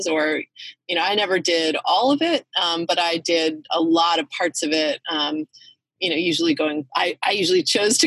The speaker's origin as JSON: {"language": "English", "town": "Belmont", "region": "Massachusetts", "country": "United States", "tie": "born or raised there", "said": "I grew up outside of Boston in a little town called Belmont."}